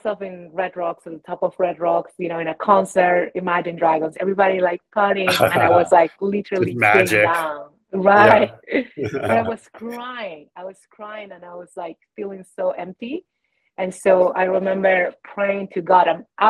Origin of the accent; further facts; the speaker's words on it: Peru; now in United States; So I have been in the States for 21, almost 22 years. And in that journey, I came from Peru, to forge a different life. And I was working in the mountains here in Colorado and corporate, right?